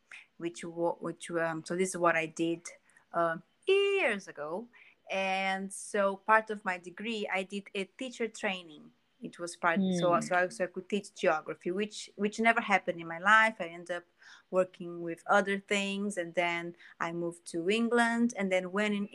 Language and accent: English; Rio de Janeiro, Brazil; English is a second language; moved away as an adult; now in London, United Kingdom; I am from Brazil. Yes, Rio de Janeiro, or Rio.